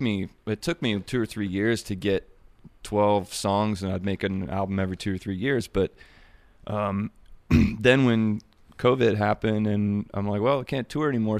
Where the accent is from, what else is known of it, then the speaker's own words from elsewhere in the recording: Springfield, Ohio, United States; The one I'm from is is the big Springfield in between um, Dayton and Columbus